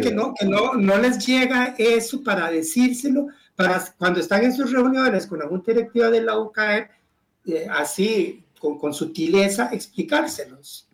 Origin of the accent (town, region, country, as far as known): Costa Rica